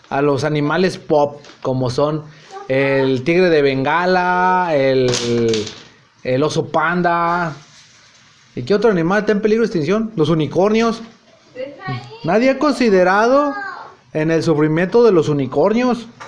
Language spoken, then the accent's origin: Spanish; Mexico; pero pues también admitamos los mexicanos cuando vamos a otro país también somos un desmadre